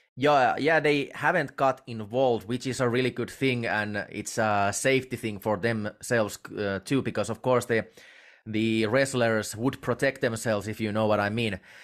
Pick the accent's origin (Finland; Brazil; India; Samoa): Finland; I'm from Finland, and we in uh, we Finns we really do not know anything about professional wrestling as a nation